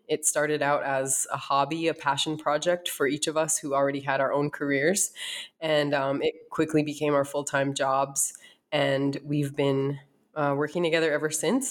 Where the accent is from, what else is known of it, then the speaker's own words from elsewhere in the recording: North Dakota, United States; moved away as an adult; also born or lived in East Coast; now in Arizona, United States; I uh, was born and raised in North Dakota